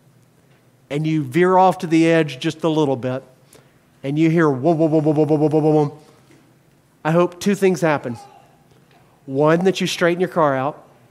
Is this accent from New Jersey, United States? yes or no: no; Mobile, Alabama, United States; moved away; I was raised in Mobile, Alabama, partially, and we have Mardi Gras